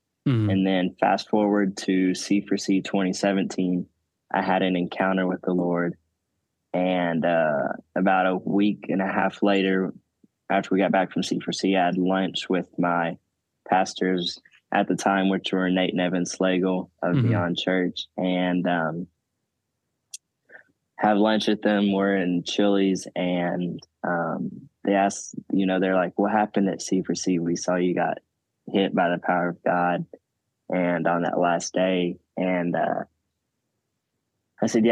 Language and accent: English; Arkansas, United States; moved away as an adult; now in Oklahoma, United States; I'm originally from Arkansas.